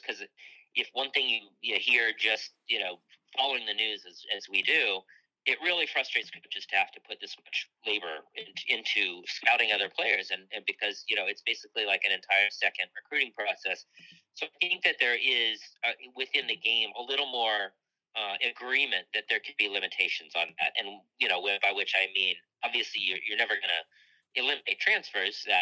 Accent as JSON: {"language": "English", "region": "Michigan", "country": "United States", "tie": "born or raised there", "said": "I grew up in Michigan"}